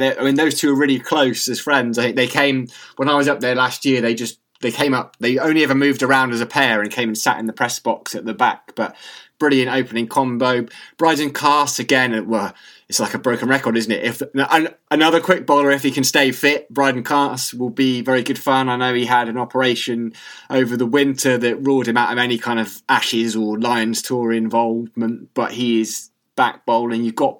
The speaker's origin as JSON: {"language": "English", "region": "North East England", "country": "United Kingdom", "moved": "yes", "said": "Well, I'm from the Northeast originally."}